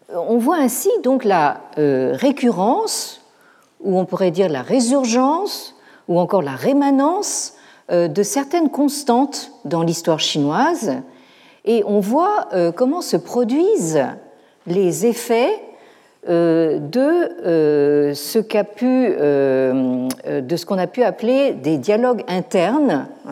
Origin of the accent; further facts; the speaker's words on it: France; chez nous, en France